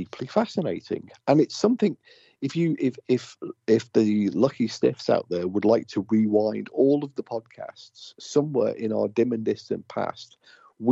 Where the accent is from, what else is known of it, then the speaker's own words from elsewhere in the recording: United Kingdom; I'm British